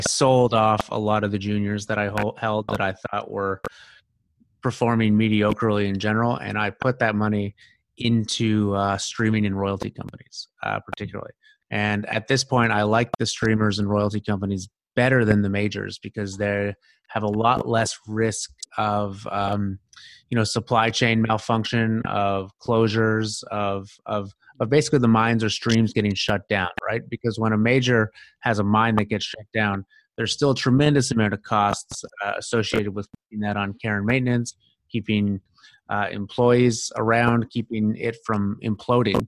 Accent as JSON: {"language": "English", "country": "Canada", "said": "as a Canadian in high school at the time"}